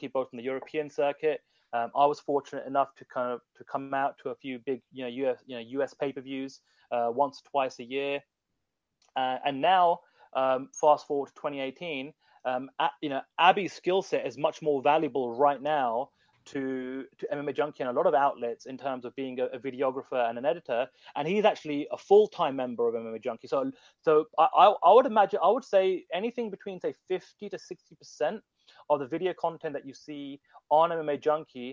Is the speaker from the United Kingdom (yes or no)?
yes; United Kingdom; also born or lived in India (ancestry); I'm British, but my parents from India